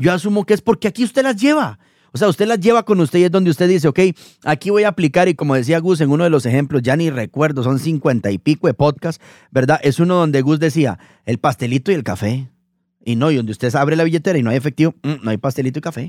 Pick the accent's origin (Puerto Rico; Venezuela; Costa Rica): Costa Rica; los que somos de Costa Rica